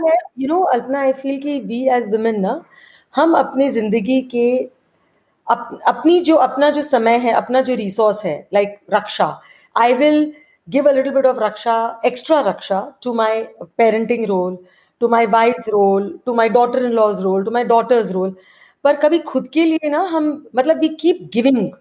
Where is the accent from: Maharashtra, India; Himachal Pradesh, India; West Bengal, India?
West Bengal, India; Kolkata; मैं एक्चुअली बड़ी कैलकटा में हुई